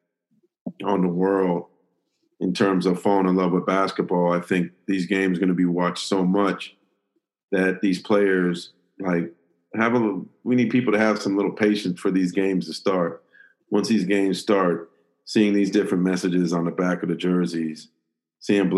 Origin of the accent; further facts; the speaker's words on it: Bay Area, California, United States; I'm from the Bay Area